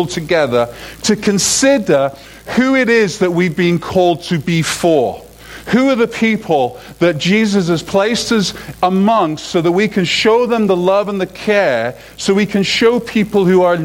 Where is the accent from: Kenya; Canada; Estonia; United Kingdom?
United Kingdom; moved away; as a Brit